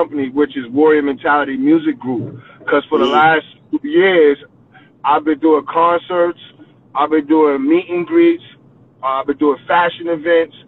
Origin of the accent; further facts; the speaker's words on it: New York City, New York, United States; I'm from the last stop in New York. I'm from Coney Island